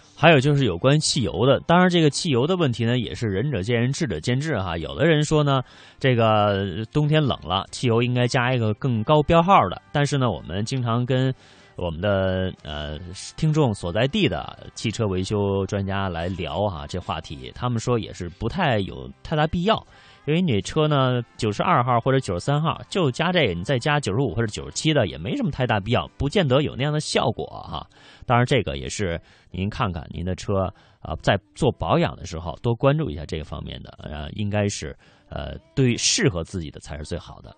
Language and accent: Chinese; northern China, China; 我倒不是因为我是北方人